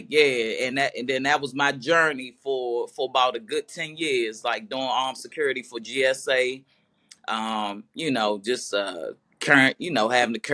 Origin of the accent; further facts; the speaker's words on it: Maryland, United States; also born or lived in Washington, D.C.; I'm from Washington, D.C., Northeast. My whole entire family still is in the city. I'm in Maryland now, but, you know, grew up around there. I lived in Northwest at the time, but moved to Maryland when I was like 8. You know, went to Maryland schools